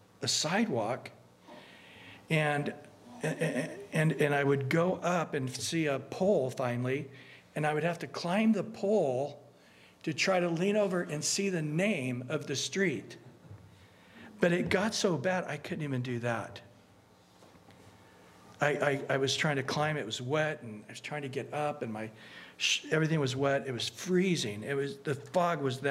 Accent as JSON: {"language": "English", "town": "Bakersfield", "region": "California", "country": "United States", "tie": "born or raised there", "said": "I grew up in Central California"}